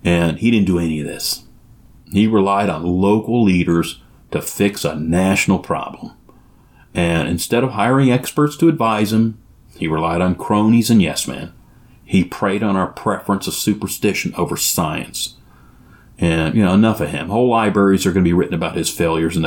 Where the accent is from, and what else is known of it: United States